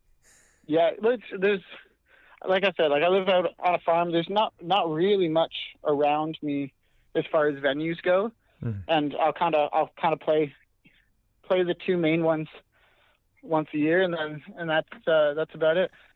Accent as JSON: {"language": "English", "country": "Canada", "said": "I live on a little farm up in Canada. We build greenhouses, and so I've worked construction since I was little"}